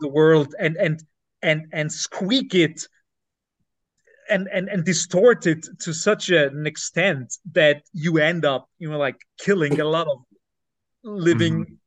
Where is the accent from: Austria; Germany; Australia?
Austria; Lower Austria; English is a second language; I'm not from Upper Austria. Uh, I'm I'm I was born in Lower Austria